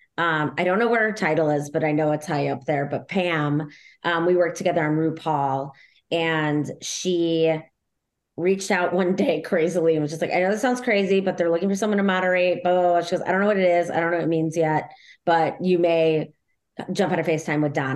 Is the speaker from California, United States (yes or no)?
no; Chicago, Illinois, United States; born or raised there